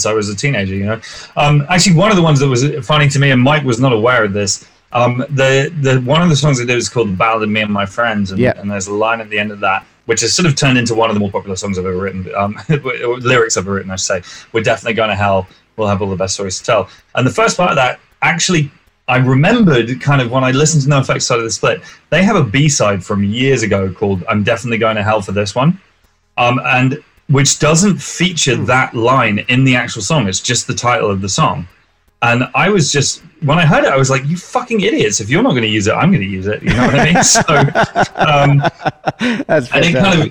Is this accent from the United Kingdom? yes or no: yes; England, United Kingdom; my experience as an English person